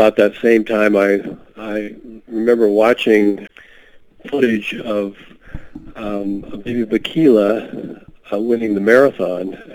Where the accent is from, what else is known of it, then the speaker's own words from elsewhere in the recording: Seattle, Washington, United States; I grew up in the Seattle area